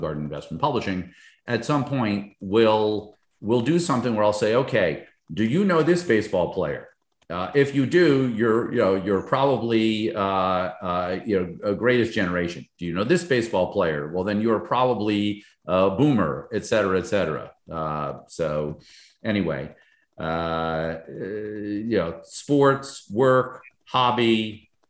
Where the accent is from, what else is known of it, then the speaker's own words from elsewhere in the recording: Northern New Jersey, United States; moved away as an adult; also born or lived in Albany, New York; now in Fort Lauderdale area, United States; grew up in Northern New Jersey near Manhattan